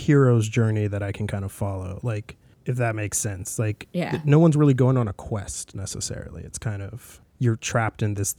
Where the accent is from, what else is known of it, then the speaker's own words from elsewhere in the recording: Hawaii, United States; I grew up watching a lot of the Godzilla films. Growing up in Hawaii, they would be on the TV all the time.